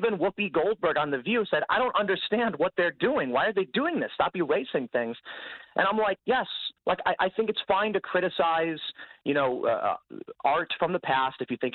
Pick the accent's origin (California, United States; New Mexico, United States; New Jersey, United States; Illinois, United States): Illinois, United States; Chicago; I'm from Chicago